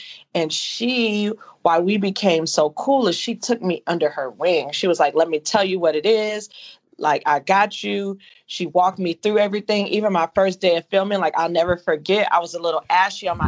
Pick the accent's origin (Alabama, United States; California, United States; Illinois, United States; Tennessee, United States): California, United States; Inglewood; we're both from Inglewood